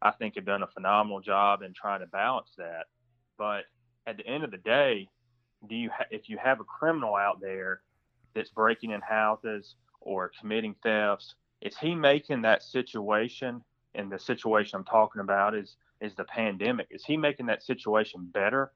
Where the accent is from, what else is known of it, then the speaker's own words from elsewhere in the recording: Washington County, Middle Georgia, United States; I'm from Middle Georgia. I grew up in Washington County on the Baldwin County line